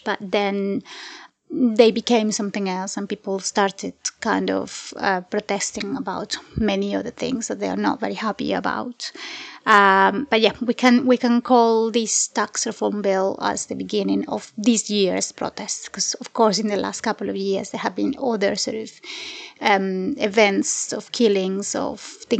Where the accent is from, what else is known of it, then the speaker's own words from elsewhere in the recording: Colombia; moved away as an adult; now in United Kingdom; I am Colombian and I've lived in the UK for the past 12 years. But I was born and grew up in Colombia